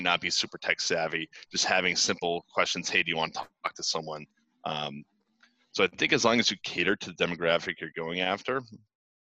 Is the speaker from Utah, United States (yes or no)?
no; Boston, Massachusetts, United States; I'm from Boston